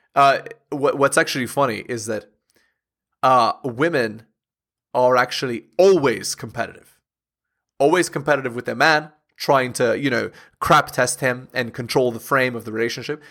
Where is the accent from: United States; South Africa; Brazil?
United States; Southern California; I grew up in Southern California